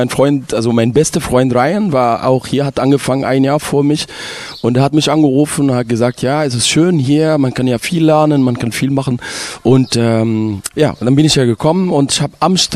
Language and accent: German; Ismailia, Ismailia Governorate, Egypt; Also ich komme aus Ismailia, das liegt am Suezkanal